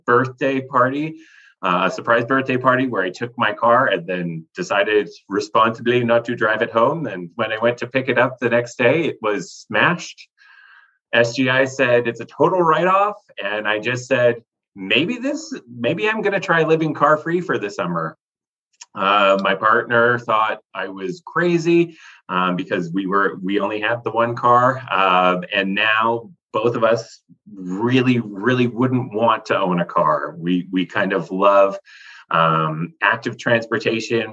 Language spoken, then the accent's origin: English; Saskatoon, Saskatchewan, Canada; I was born and raised in Saskatoon, and I've never really left.